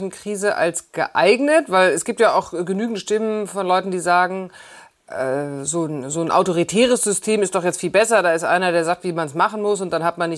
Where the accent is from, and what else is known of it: Germany